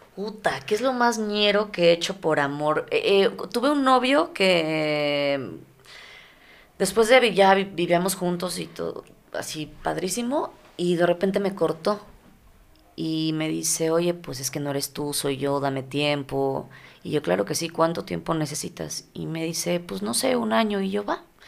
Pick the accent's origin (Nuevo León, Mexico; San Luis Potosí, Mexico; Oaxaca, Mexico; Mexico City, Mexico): Mexico City, Mexico; now in Ciudad Juárez, Mexico; vengo de la Ciudad de México